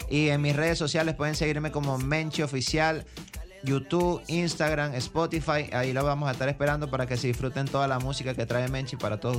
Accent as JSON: {"language": "Spanish", "country": "Venezuela", "moved": "as an adult", "lives_now": "Dominican Republic", "said": "Venezolano, pues. Venezolano"}